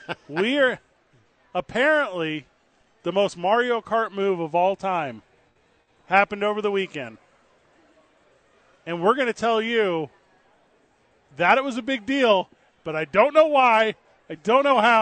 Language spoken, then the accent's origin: English; Midwest, United States; now in Albuquerque, United States; I grew up in the Midwest.